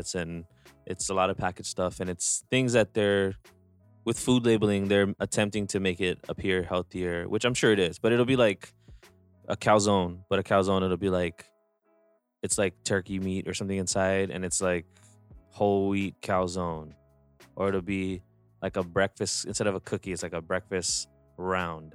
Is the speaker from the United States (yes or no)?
yes; Hawaii, United States; growing up in Hawaii, it was a lot of home-cooked stuff